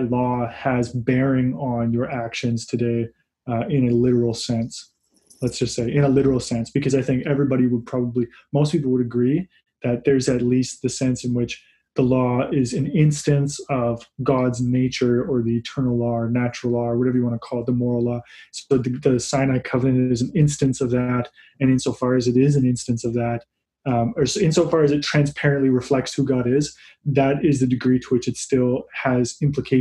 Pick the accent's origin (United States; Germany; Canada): Canada; I'm a Canadian.